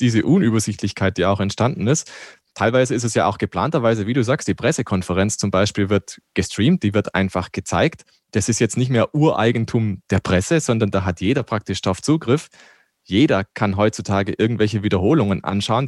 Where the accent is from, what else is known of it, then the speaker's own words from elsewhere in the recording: Black Forest, Baden-Württemberg, Germany; now in Landshut, Germany; Ich komme ja aus dem Schwarzwald